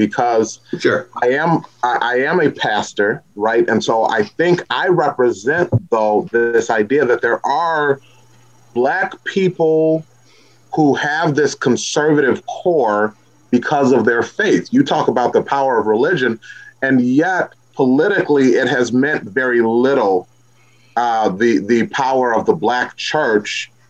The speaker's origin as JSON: {"language": "English", "region": "Missouri", "country": "United States", "said": "I'm from Missouri, right? And this is a show me state."}